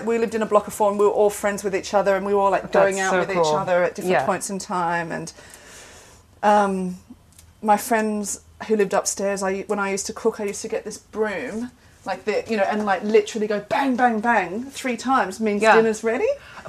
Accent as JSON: {"language": "English", "town": "Sydney", "region": "New South Wales", "country": "Australia", "tie": "born or raised there", "also_born_or_lived": "Canberra", "moved": "as an adult", "said": "I grew up in Sydney and then I left Sydney."}